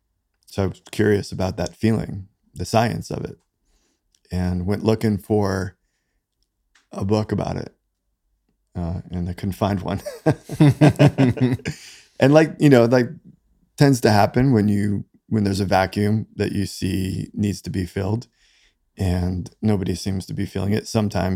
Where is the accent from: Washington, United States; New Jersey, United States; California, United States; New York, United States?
New York, United States; New York City; moved away; So I grew up, I was born in New York City.